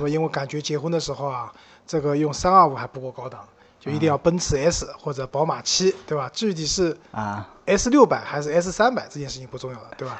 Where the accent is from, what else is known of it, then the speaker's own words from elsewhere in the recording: Shanghai, China; 对于我们上海人来讲，董家渡花鸟市场是一个蛮有标志性的地方